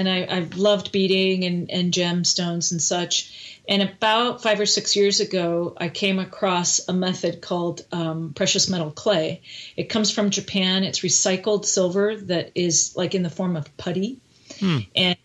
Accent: Canada; now in United States; I'm Canadian

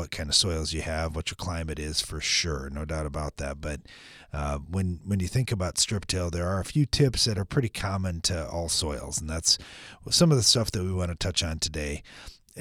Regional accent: United States; growing up in America

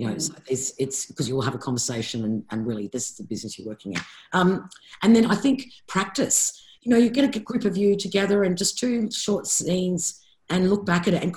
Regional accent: Sydney, New South Wales, Australia; I grew up in Bondi. I lived on that beach.

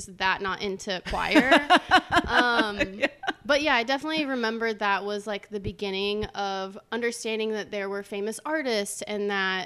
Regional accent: Crawfordsville, Indiana, United States; moved away as an adult; now in Texas, United States; I'm from Crawfordsville, Indiana

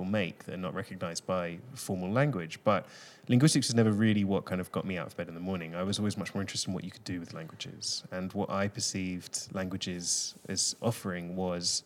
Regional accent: London, United Kingdom; first language English; moved away as an adult; also born or lived in Greece; now in Barcelona, Spain; a kind of kid growing up in London

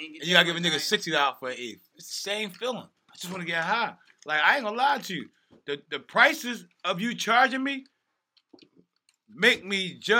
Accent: Philadelphia, Pennsylvania, United States; I'm in Cali, you just know I'm coming from Philly, and I'm in Cali now

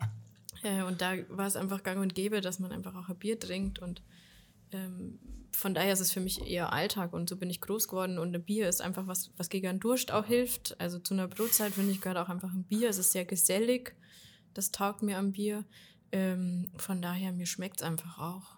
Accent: Ingolstadt, Bavaria, Germany; wenn man hier aufgewachsen ist in Ingolstadt

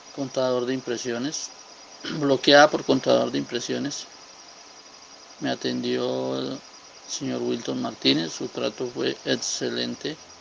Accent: Colombia; soy de Colombia.

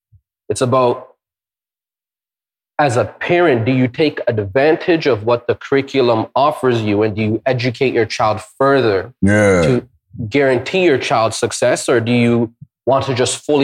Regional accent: Ontario, Canada; also born or lived in India; Me, I'm Canadian as can be. I got a tattoo of Ontario on my chest.

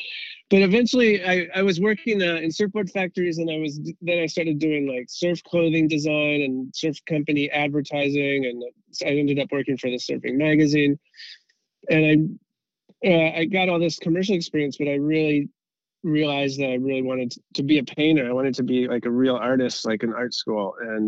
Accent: Southern California, United States; growing up in SoCal as a surfer

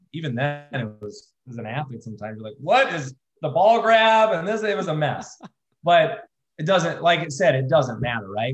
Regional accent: United States

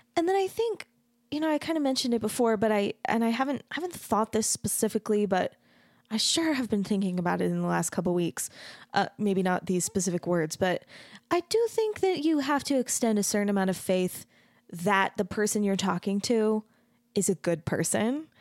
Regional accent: United States

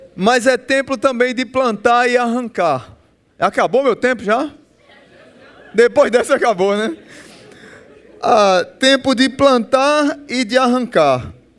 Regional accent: Northeast Region, Brazil; a gente é nordestino

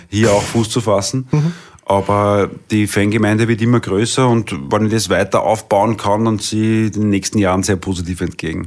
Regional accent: Vienna, Austria; born or raised there; accent: Viennese dialect; first language Viennese dialect

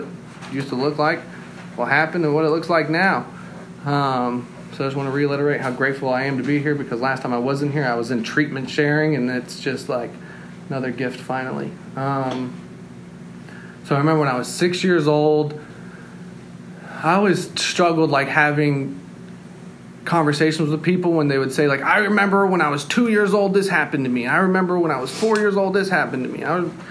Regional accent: North Carolina, United States; moved away as an adult; also born or lived in Austin, Texas / Seattle; When I was 6 years old, me and my mom and my dad and my little brother, we all moved to North Carolina

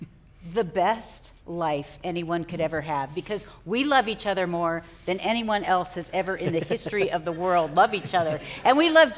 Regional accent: Ohio, United States; moved away as an adult; also born or lived in Nebraska; because we grew up in Ohio.

